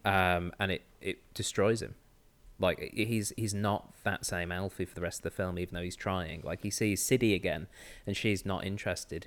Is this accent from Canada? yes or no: no; Manchester, North West England, United Kingdom; I'm from Manchester